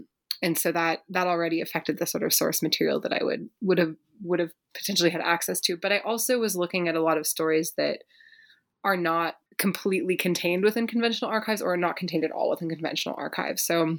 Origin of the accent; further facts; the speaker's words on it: Berkeley, California, United States; I grew up in Berkeley, California, sort of living in amidst the legacies of the 1960s and 70s.